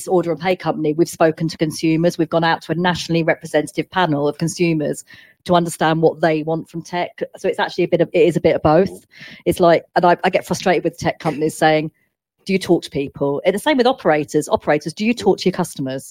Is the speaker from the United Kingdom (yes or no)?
yes; United Kingdom; we're British